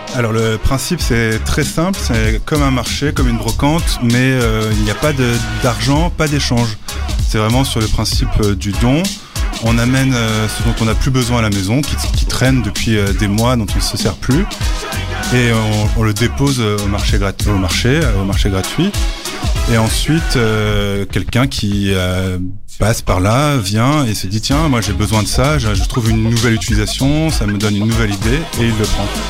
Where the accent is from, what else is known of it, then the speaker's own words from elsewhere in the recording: Brussels, Brussels-Capital Region, Belgium; je viens de Bruxelles 1000, euh, du centre de ville de Bruxelles